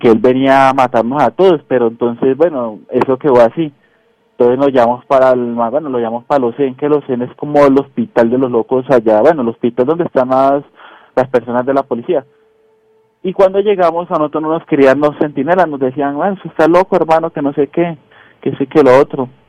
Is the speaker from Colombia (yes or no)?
yes; Girardot, Cundinamarca, Colombia; yo soy de Girardó.